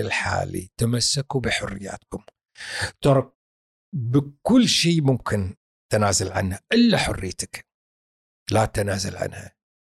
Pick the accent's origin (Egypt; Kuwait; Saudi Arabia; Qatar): Kuwait; إحنا كويتيين